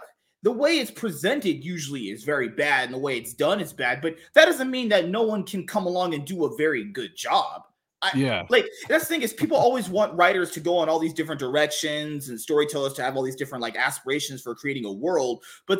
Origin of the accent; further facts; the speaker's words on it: California, United States; I'm from California too. San Francisco is trash.